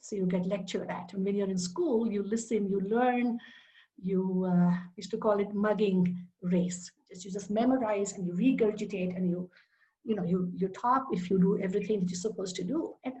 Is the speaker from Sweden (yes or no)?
no; India; English is a second language; I grew up in India, of course. I grew up all over India. My dad was a government employee for the government-owned oil company. So I was born in the north, went to school on the west coast, and pretty much lived in most of the major cities.